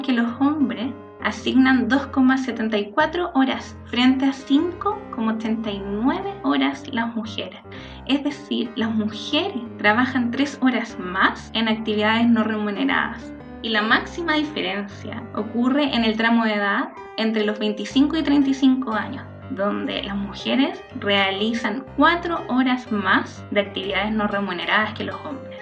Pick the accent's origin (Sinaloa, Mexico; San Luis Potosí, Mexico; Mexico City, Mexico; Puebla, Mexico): Mexico City, Mexico; soy de la Ciudad de México